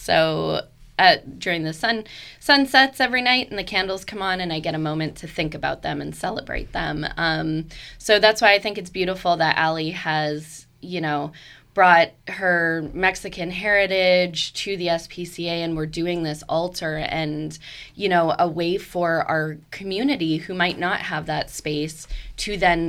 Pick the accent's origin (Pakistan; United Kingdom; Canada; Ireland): Canada; now in Fredericksburg, United States; I'm Canadian